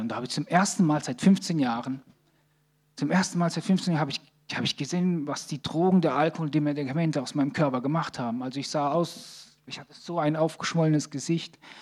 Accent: Sicily, Italy; also born or lived in Bad Krozingen; now in Germany; Ich komme aus Sizilien, in meinem Dorf gibt es acht Kirchen

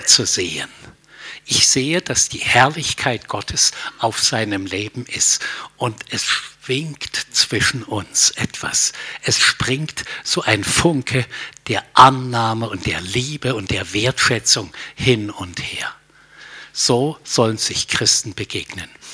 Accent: Germany; als Deutsche

